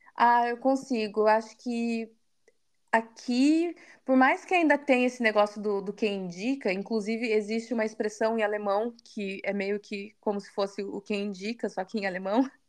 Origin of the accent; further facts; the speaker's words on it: Curitiba, Paraná, Brazil; moved away as an adult; now in Berlin, Germany; eu nasci em Curitiba, eu cresci em Curitiba